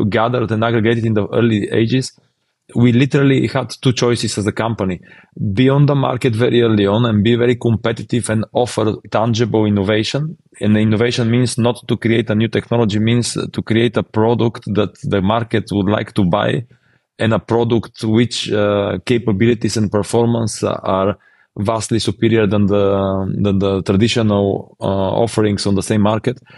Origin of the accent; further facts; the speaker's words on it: Bulgaria; in our region, we're from Bulgaria